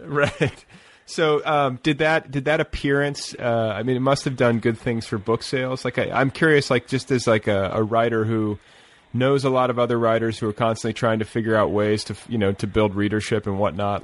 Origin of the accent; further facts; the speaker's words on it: Indiana, United States; moved away; I'm from Indiana, or I spent part of my childhood in Indiana